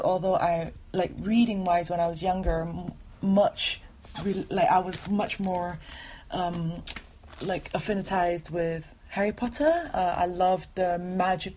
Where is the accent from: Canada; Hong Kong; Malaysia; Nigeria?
Malaysia; now in London, United Kingdom; I am currently living in London. I am Malaysian Chinese